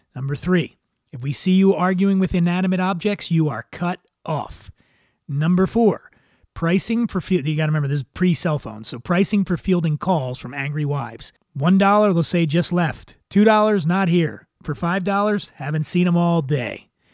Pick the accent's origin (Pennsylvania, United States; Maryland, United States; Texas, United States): Pennsylvania, United States; Philadelphia; growing up in Northeast Philly